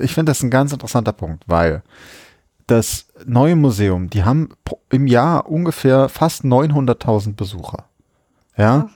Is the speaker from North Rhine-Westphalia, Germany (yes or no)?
no; Berlin, Germany; als Berliner